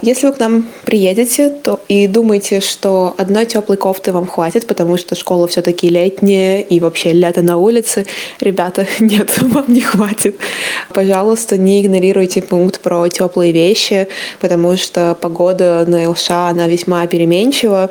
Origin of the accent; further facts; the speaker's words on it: Samara, Samara Oblast, Russia; я сама закончила Самарский университет, я из Самары